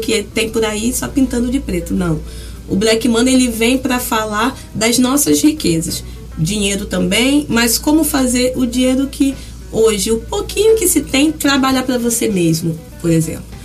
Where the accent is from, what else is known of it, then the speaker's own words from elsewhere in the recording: São Gonçalo, Rio de Janeiro, Brazil; nascida e criada no Jardim Catarina, na época maior loteamento favelizado da América Latina